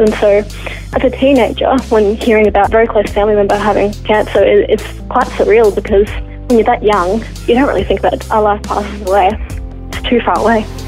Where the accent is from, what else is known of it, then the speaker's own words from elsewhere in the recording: Geelong, Victoria, Australia; Born and raised in Geelong